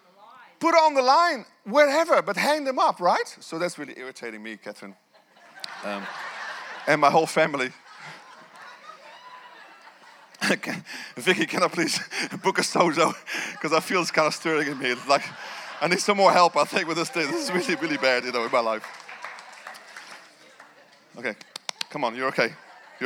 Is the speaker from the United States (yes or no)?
no; Netherlands; moved away as an adult; now in New Zealand; I left my country of Holland to be here in this nation